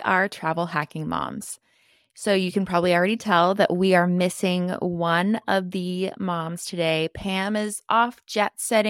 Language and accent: English; Texas, United States; So as a native Texan, I love using my points to explore my home state.